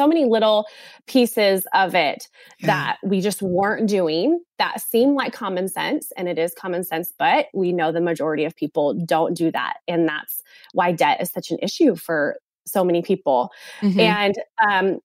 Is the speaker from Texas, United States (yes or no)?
no; California, United States; moved away as an adult; now in South Carolina, United States; we are from California. We don't live in California now. We live in South Carolina now.